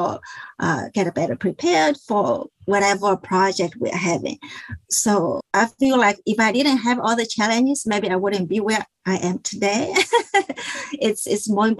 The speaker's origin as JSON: {"language": "English", "country": "China", "tie": "born or raised there", "also_born_or_lived": "Connecticut", "moved": "as an adult", "lives_now": "Washington, D.C. area, United States", "said": "I was born and I grew up in China."}